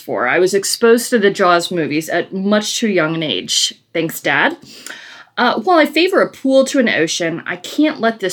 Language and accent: English; Chicago, Illinois, United States; Ansel and I grew up in Chicago